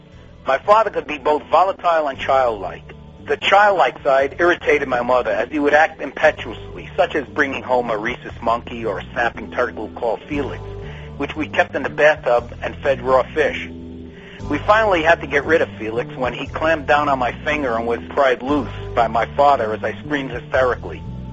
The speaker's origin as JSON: {"language": "English", "region": "New York", "country": "United States", "tie": "born or raised there", "said": "Like everyone, I was born under ordinary circumstances in a borough of New York known as the Bronx. I was born on Saturday morning in December 1934"}